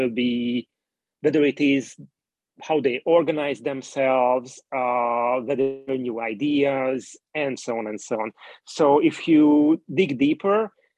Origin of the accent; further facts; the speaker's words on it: Hungary; I'm coming from Hungary and Twitter is not really popular in Hungary